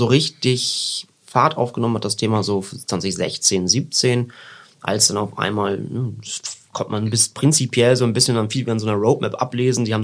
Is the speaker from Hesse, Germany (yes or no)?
no; Papenburg, Lower Saxony, Germany; ich bin ja aus Papenburg, da äh, geht's entweder so zwei Richtungen, Münster, Osnabrück oder vielleicht noch eine dritte Oldenburg.